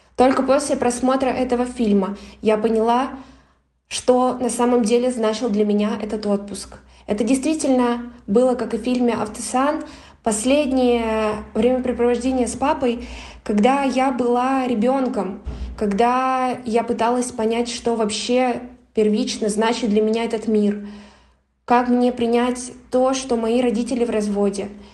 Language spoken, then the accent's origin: Russian; Siberia, Russia; moved away as an adult; now in Cyprus; я родилась в Сибири и уже год живу на Кипре